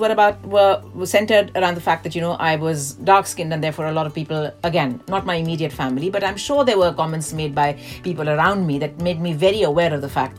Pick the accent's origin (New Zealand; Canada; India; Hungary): India; now in London, United Kingdom; I grew up in India